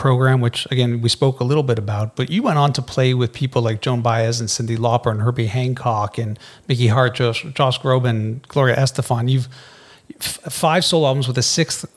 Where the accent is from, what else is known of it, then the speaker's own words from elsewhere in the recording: Canada; I'm Canadian. I'm Canadian